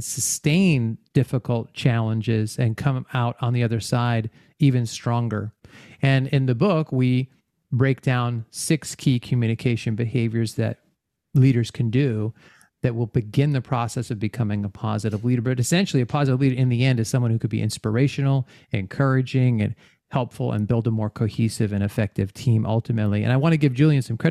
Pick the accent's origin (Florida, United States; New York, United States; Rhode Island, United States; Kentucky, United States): Rhode Island, United States; moved away; also born or lived in Arkansas; I grew up in Rhode Island and moved around quite a bit. I've lived in like 5 or 6 different states, but Rhode Island was where I was born and raised.